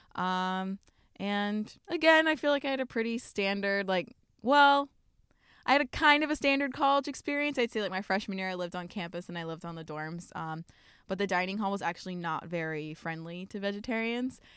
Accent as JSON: {"language": "English", "town": "Columbia", "region": "Maryland", "country": "United States", "tie": "born or raised there", "also_born_or_lived": "Pittsburgh / Miami", "moved": "as an adult", "lives_now": "Portland, United States", "said": "I grew up in Columbia, Maryland, which is like 15 minutes outside of Baltimore"}